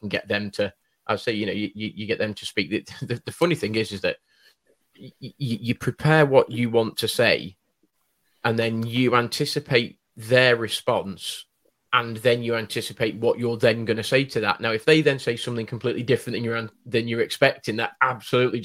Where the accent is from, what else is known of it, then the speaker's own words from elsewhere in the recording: United Kingdom; we as a Brit